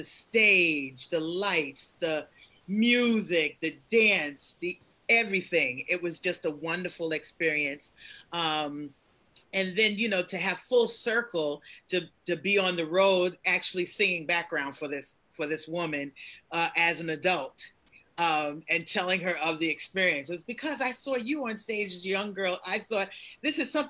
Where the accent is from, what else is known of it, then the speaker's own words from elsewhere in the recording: New York City, New York, United States; growing up in Bed-Stuy